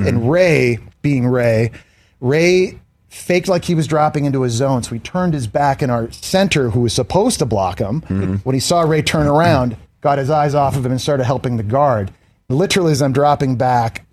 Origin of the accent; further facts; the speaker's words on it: Canada; I'm Canadian